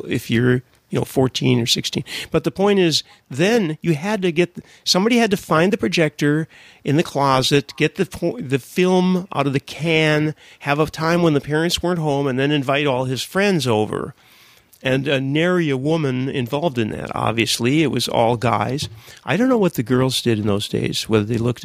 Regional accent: United States; I grew up in America, too

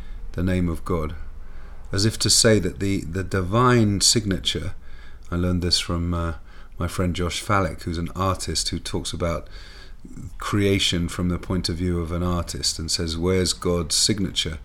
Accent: England, United Kingdom; Growing up in England

